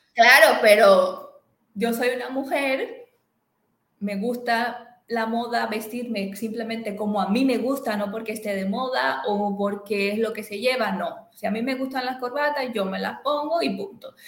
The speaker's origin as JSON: {"language": "Spanish", "country": "Dominican Republic", "moved": "as an adult", "lives_now": "Barcelona, Spain", "said": "Soy dominicana, pero hace ya unos añitos que resido y ejerzo igualmente en España, específicamente en la ciudad de Barcelona."}